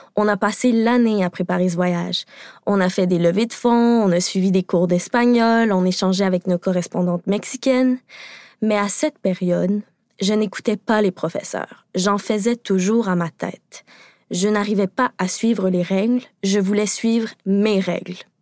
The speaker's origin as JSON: {"language": "French", "region": "Quebec", "country": "Canada", "said": "je suis québécoise"}